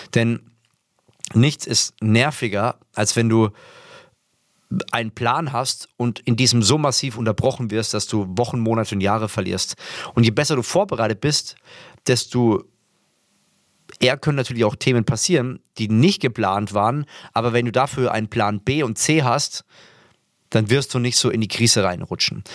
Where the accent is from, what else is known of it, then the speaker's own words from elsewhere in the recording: Würzburg, Bavaria, Germany; ich komme ja aus Würzburg